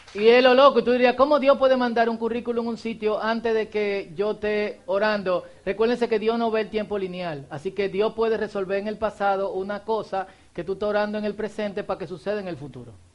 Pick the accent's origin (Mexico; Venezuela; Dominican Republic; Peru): Dominican Republic